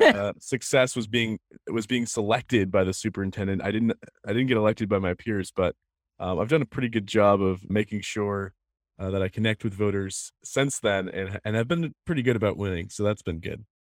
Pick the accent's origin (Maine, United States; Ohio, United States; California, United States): Maine, United States; Biddeford; also born or lived in Saco, Maine; I grew up in Saco and then moved to Biddeford in, in seventh grade. My, I was born in Biddeford at the hospital here.